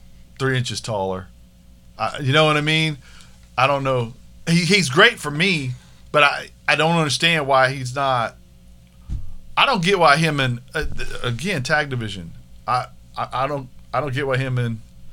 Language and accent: English; Pittsburgh, Pennsylvania, United States; I'm this from Pittsburgh. Home.